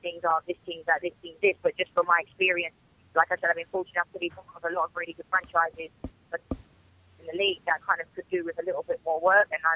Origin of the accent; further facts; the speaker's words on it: England, United Kingdom; moved away as an adult; now in United States; I'm from England